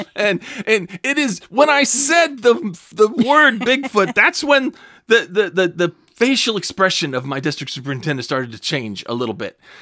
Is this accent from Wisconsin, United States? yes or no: no; California, United States; now in Clear Lake, United States; I'm originally from California